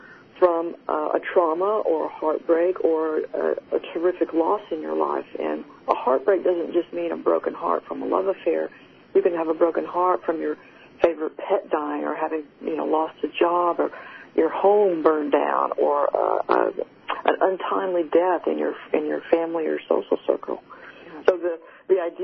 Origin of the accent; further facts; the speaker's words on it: Texas, United States; accent: Texan; my Texan accent